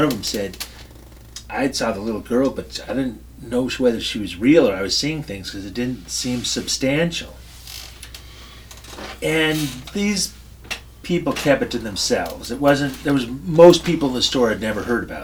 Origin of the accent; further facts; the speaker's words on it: Oxnard, California, United States; it's in my hometown